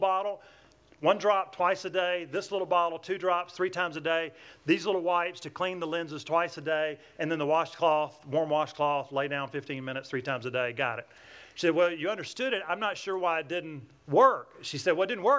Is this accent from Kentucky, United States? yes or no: no; Atlanta, Georgia, United States; accent: southern twang; I'm from Atlanta, Georgia. That's where I get this southern twang.